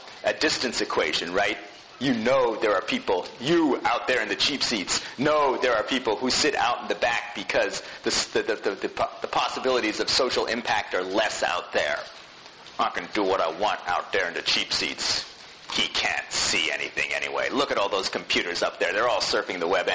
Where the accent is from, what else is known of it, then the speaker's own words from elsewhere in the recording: New Jersey suburbs, United States; growing up in the New Jersey suburbs